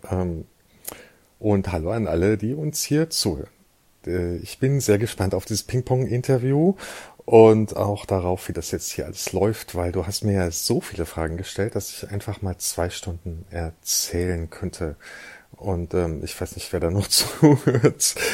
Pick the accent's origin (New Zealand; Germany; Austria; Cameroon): Germany; Eifel; born there; ich bin 1970 in der Eifel geboren